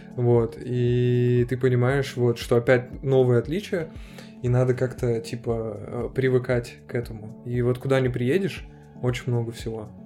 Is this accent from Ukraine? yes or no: no; Ashgabat, Turkmenistan; moved away as an adult; now in Perm, Russia; я из Ашхабада, из Туркменистана вообще